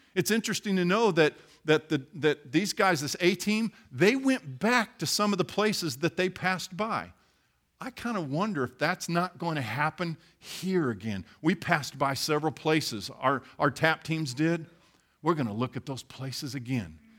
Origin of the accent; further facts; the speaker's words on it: Midwest, United States; I grew up in the Midwest and I worked on farms